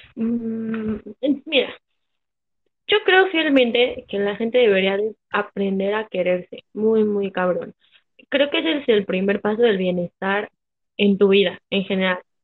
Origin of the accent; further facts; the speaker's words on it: Mexico; yo soy mexa